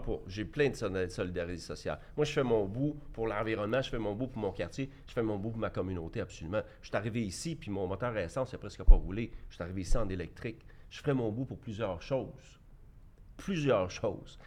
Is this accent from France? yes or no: no; Quebec, Canada; je suis un Québécois, puis je suis un Canadien, puis je suis tout en même temps